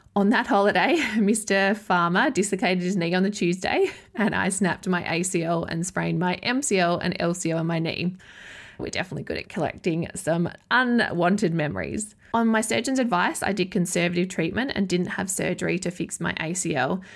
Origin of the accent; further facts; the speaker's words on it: Adelaide, South Australia, Australia; moved away as an adult; also born or lived in Yorke Peninsula; my hometown of Adelaide, South Australia